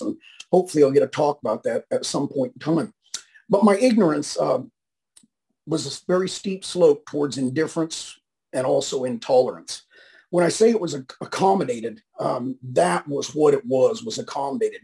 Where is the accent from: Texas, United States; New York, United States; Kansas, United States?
Kansas, United States; northwestern; moved away; also born or lived in California; I grew up in a little town in Kansas in the northwestern corner.